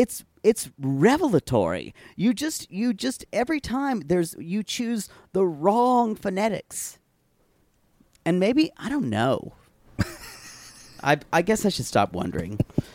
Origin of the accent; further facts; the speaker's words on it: Southern United States, United States; accent: Southern; Men here have liked my Southern accent.